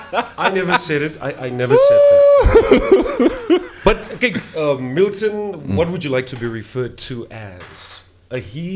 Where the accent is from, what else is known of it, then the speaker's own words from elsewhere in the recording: Windhoek, Khomas, Namibia; I was born in Windhoek.